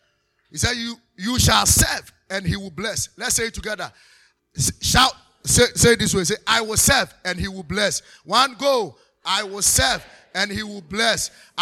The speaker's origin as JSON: {"language": "English", "country": "Nigeria", "said": "Why are you not serving? I'm a Nigerian. I'm not a Ghanaian. No."}